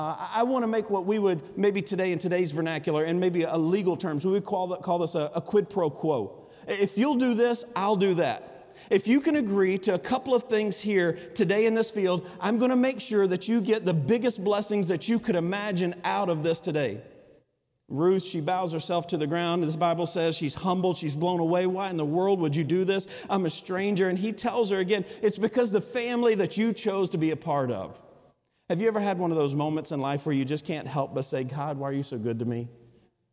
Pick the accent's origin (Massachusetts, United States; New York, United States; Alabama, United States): Alabama, United States; accent: Alabama vernacular; I'm from Alabama